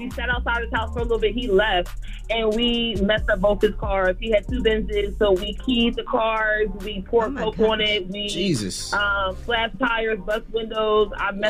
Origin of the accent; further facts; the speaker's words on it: New Jersey, United States; now in Myrtle Beach, United States; I'm actually from Jersey, but I lived here for a couple of years now.